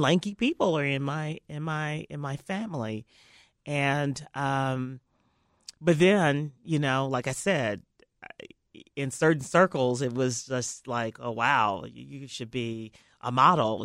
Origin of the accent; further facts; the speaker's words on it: Memphis, Tennessee, United States; I grew up in Memphis